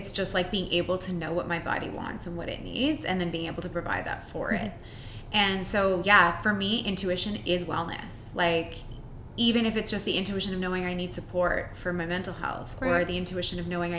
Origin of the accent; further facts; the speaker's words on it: Winnipeg, Manitoba, Canada; moved away; I'm from Winnipeg originally. I've been here for longer than I was there because I'm old now.